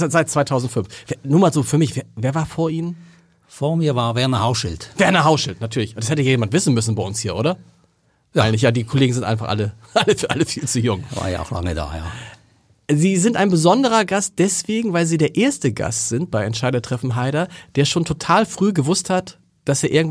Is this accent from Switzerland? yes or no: yes; Switzerland; Äh, Als Schweizer, also